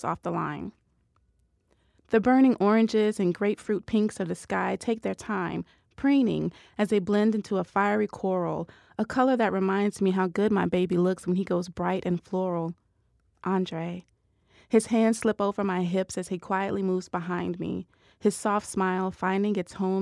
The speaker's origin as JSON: {"language": "English", "region": "the South", "country": "United States", "accent": "Southern", "said": "I'm from the South"}